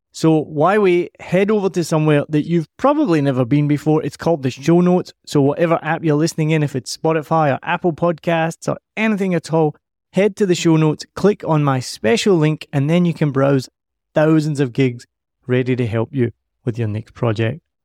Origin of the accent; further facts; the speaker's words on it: Scotland, United Kingdom; accent: Scottish; now in Vietnam; I'm Scottish